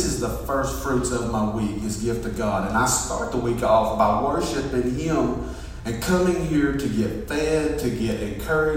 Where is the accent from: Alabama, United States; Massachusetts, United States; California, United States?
Alabama, United States; Fort Payne; I grew up in Fort Payne, and we went to Mount Carmel Baptist Church